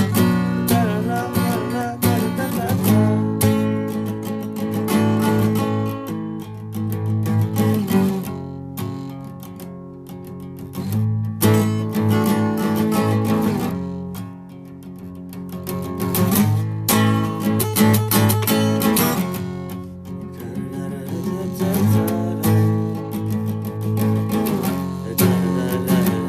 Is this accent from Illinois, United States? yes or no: yes; Chicago, Illinois, United States; now in San Diego, United States; I'm from the Chicagoland area